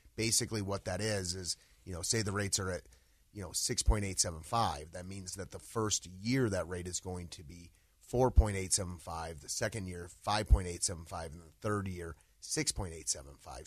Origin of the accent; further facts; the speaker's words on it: Littleton, Colorado, United States; also born or lived in Highlands Ranch, Colorado; I grew up, uh, in the Littleton area.